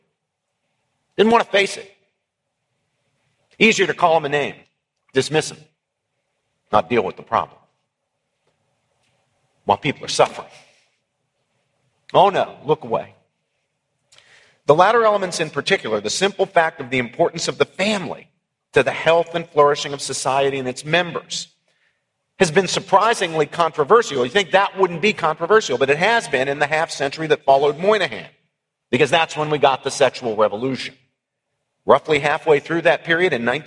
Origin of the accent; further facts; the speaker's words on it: West Virginia, United States; my own native Appalachia. I grew up in West Virginia